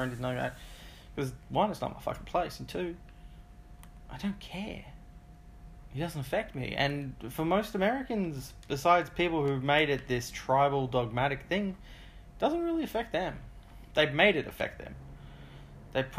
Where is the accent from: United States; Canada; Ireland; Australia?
Australia; I'm Australian.